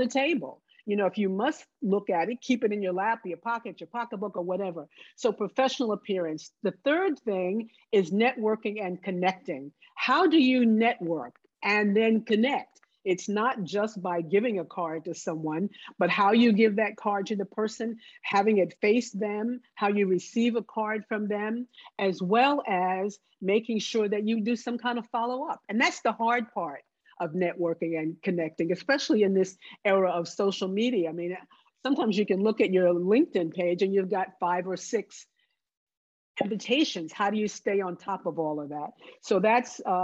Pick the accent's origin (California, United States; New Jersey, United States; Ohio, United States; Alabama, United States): New Jersey, United States; moved away; also born or lived in the South; I grew up in New Jersey. I went to school in the South, but I grew up in New Jersey